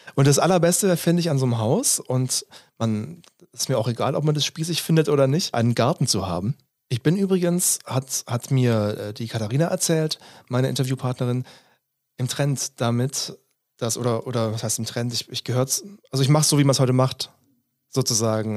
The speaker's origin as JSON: {"language": "German", "area": "Stuttgart suburbs", "region": "Baden-Württemberg", "country": "Germany", "tie": "born or raised there", "said": "ich komme aus dem Stuttgarter Speckgürtel, ich war so ein Großstadt, Mittel, Mittelstadt bis Großstadtkind."}